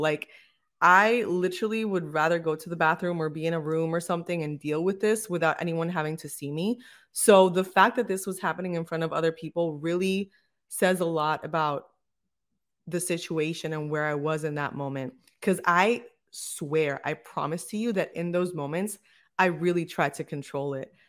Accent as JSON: {"language": "English", "town": "Bayamón", "country": "Puerto Rico", "tie": "born or raised there", "said": "We were actually born and raised in the same city in Bayamón"}